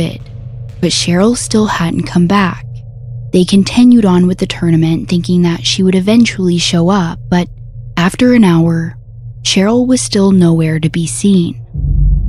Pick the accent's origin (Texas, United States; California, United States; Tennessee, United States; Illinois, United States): Texas, United States; Conroe; my hometown of Conroe, Texas